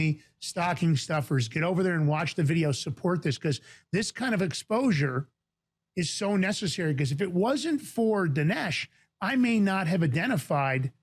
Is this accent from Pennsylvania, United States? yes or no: no; New York, United States; I'm from Fort Worth, the Bronx.